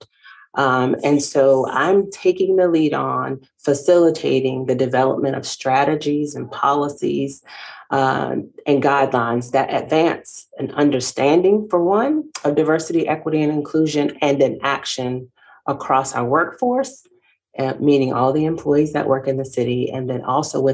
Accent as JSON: {"language": "English", "town": "Savannah", "region": "Georgia", "country": "United States", "tie": "born or raised there", "also_born_or_lived": "North Carolina", "moved": "as an adult", "lives_now": "Gastonia, United States", "said": "I started my career in my hometown in the city of Savannah"}